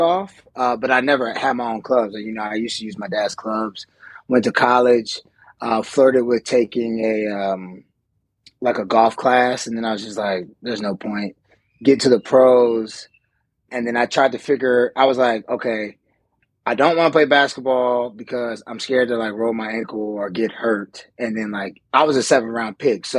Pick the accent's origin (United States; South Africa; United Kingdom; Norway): United States; Atlanta, Georgia; moved away as an adult; also born or lived in California; I grew up in Atlanta, Georgia. So I'm from Atlanta, Georgia. Born and raised there, lived there my whole life until I went to college